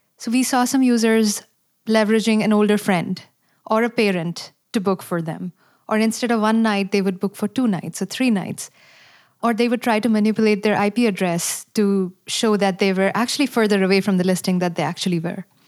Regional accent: India; moved away as an adult; now in United States; I'm also a mother of five and born and raised in India

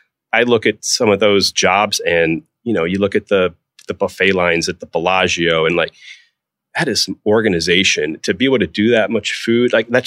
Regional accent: Atlanta, Georgia, United States; Maybe it was because I was from Atlanta and he opened up Seeger's in Atlanta.

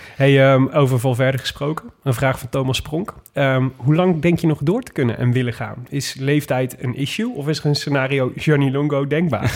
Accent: Amsterdam, North Holland, Netherlands; Ik kom uit Amsterdam

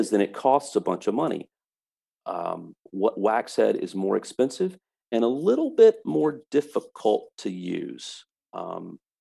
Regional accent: North Carolina, United States; now in Florida, United States; I'm from North Carolina and I love North Carolina, but I don't have to live there

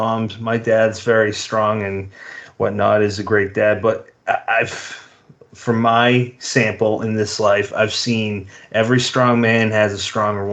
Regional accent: New England, United States; I'd be some drunken New Englander stuck in my hometown.

